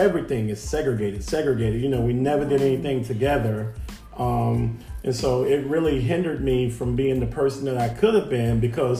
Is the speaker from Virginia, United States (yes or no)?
no; Mississippi, United States; we grew up in Mississippi